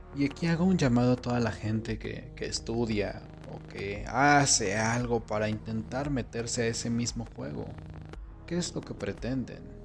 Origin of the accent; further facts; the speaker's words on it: Mexico; en mi país, en México